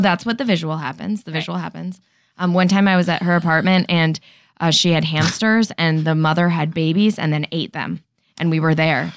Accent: Danbury, Connecticut, United States; also born or lived in Manhattan, New York; then I moved to Western Connecticut.

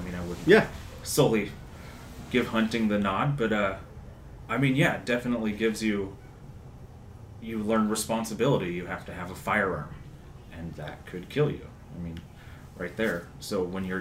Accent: Monterey County, California, United States; I grew up in Monterey County, which is very similar.

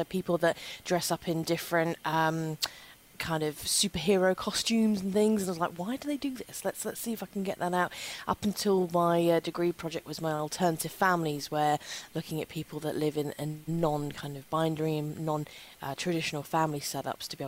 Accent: London, United Kingdom; I grew up in London

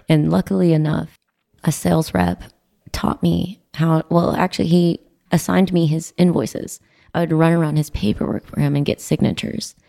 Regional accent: Midland, Texas, United States; Midland, Texas. Heaven in the South

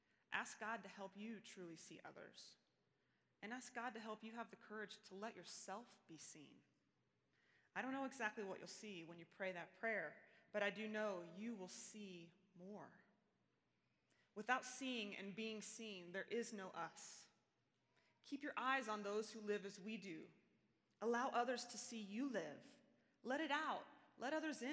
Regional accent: Ada, Oklahoma, United States; moved away as an adult; now in Colorado Springs, United States; about 15 years after I left, I found myself headed back to Ada, Oklahoma

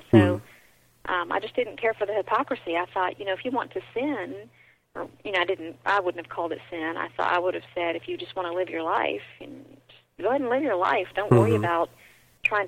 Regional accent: the South, United States; I grew up in the Bible Belt. I grew up in the South

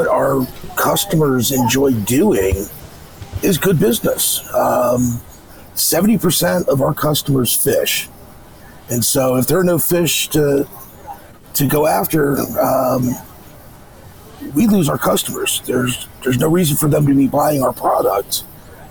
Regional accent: United States; I grew up on the Potomac

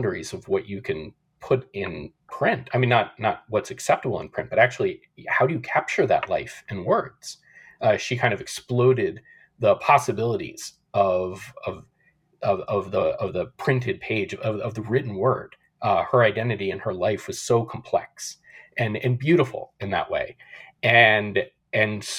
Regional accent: Nashville, Tennessee, United States; I grew up in Nashville, so far away from the West, from West Hollywood.

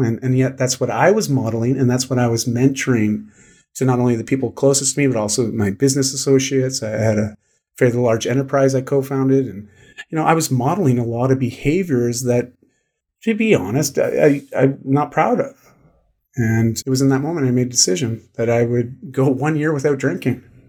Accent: Canada; I'm Canadian

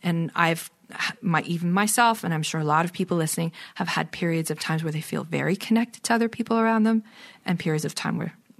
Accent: Toronto, Ontario, Canada; also born or lived in British Columbia; Once I'm from Toronto, lived here until 2005, and then I lived away in British Columbia for 9 years. So I had to come back and get connected back

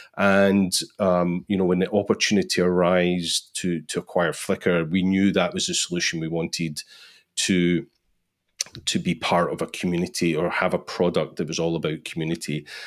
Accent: Scotland, United Kingdom; I'm from Scotland

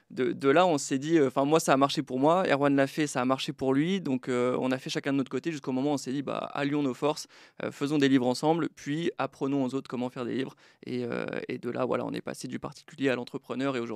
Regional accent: Brittany, France; now in Estonia; Donc j'ai quitté Troyes pour l'Estonie, mais je suis breton, j'ai pas mal déménagé

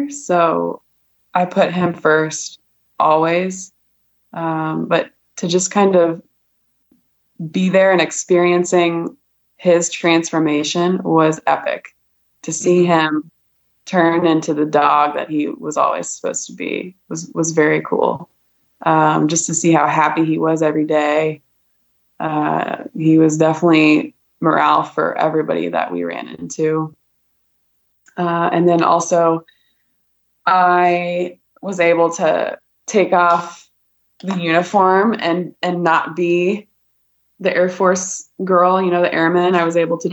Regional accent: Columbus, Ohio, United States; moved away as an adult; also born or lived in Colorado / Texas / South Korea / Boise, Idaho; I grew up in Columbus, Ohio, born and raised

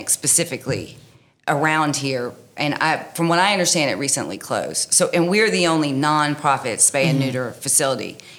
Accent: Texas, United States; moved away; I'm from Texas

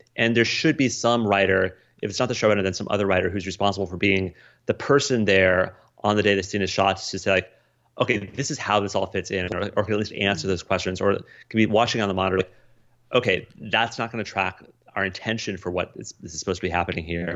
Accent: Colorado, United States; moved away as an adult; also born or lived in Des Moines, Iowa; growing up in Colorado

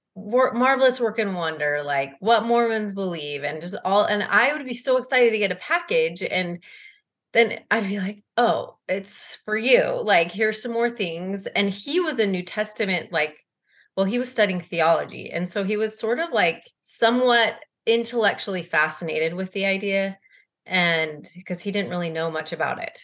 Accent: Salt Lake City, Utah, United States; moved away as an adult; also born or lived in Boston; now in Cleveland, United States; I'm originally from Salt Lake City. I grew up and went to East High School

